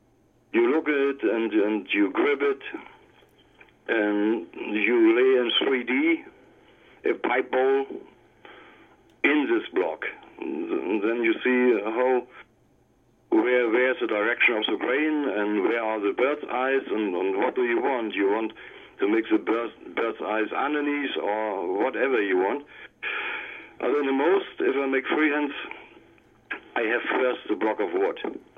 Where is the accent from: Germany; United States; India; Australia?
Germany; East Germany; English is a second language; Yeah, in the East times, we had a bit other conditions here.